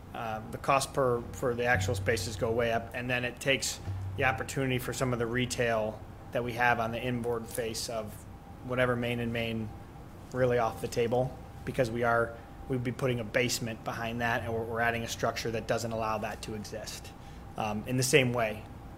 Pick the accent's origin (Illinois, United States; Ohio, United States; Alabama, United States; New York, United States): Ohio, United States; Brecksville; I'm from Brecksville